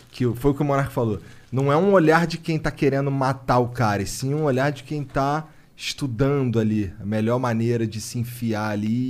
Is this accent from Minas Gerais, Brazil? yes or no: no; Guarujá, São Paulo, Brazil; Sou do Guaru.